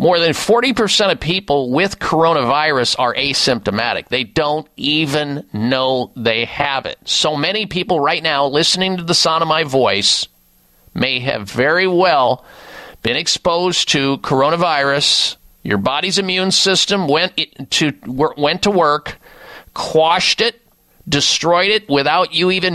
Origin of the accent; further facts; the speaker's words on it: Midwest, United States; when I grew up in the Midwest